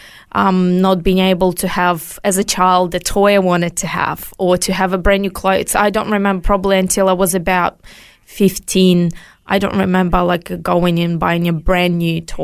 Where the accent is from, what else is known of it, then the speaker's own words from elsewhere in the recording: Ukraine; now in Australia; I was born in Soviet Union 5 years before it collapsed.